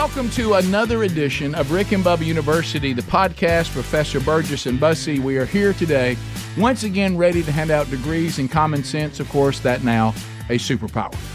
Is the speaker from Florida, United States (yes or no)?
no; Birmingham, Alabama, United States; we're from Birmingham, Alabama